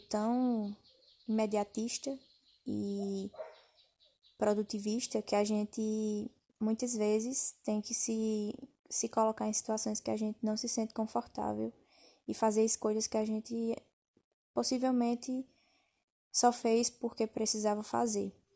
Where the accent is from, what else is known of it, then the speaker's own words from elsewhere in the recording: Campina Grande, Paraíba, Brazil; sou natural de Campina Grande, da Paraíba